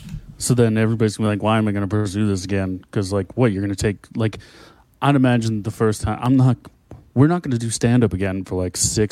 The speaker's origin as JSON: {"language": "English", "town": "Boston", "region": "Massachusetts", "country": "United States", "also_born_or_lived": "New York / North Carolina", "moved": "yes", "said": "I'm not from. I'm from Boston."}